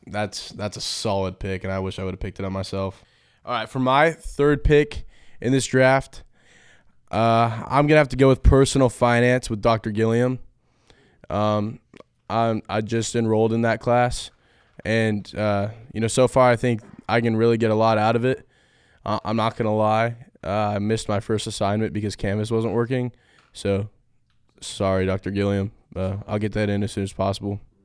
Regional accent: Folsom, California, United States; moved away as an adult; I'm from Folsom, California.

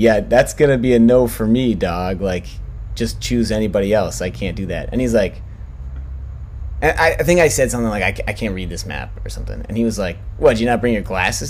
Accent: New York City, New York, United States; I grew up in New York City

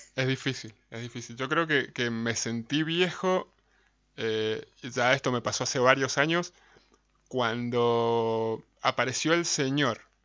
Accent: Mendoza, Argentina; Somos de Mendoza

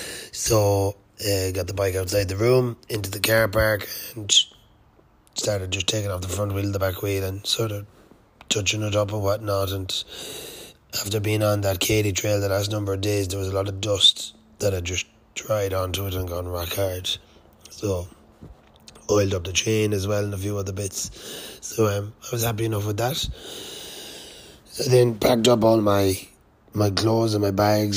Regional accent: Ireland; I'm Irish. I'm from Ireland

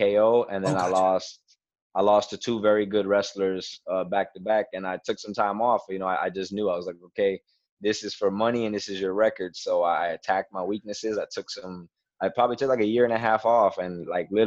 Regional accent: Miami, Florida, United States; now in Broward County, United States; I was born and raised in Miami, Florida

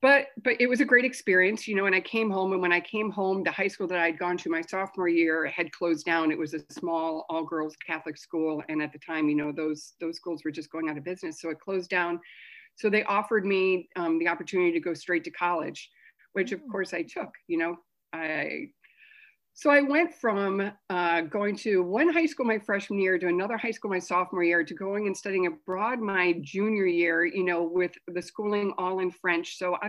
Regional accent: Scotland, United Kingdom; born there; So I was born in Scotland. I'm the youngest of six kids.

